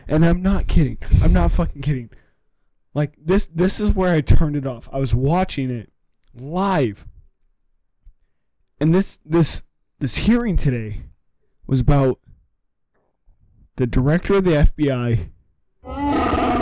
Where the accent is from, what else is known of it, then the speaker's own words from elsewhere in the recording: California, United States; I'm from California